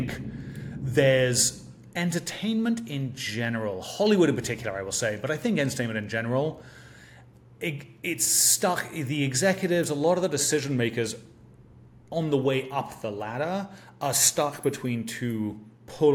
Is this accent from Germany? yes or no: no; England, United Kingdom; for me growing up in England